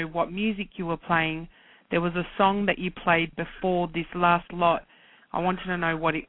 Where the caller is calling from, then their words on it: Australia; I'm calling from Australia